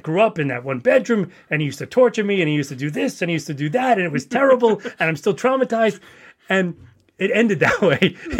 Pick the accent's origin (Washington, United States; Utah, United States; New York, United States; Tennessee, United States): New York, United States; New York City; also born or lived in Yonkers; we grew up in the Bronx in a small apartment